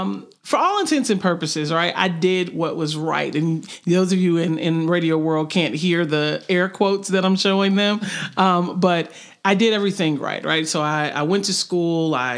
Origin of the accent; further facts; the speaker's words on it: Memphis, Tennessee, United States; moved away as an adult; now in Chattanooga, United States; I'm not a Chattanooga native. I'm actually from Memphis, but I've been in Chattanooga for roughly 15 plus years.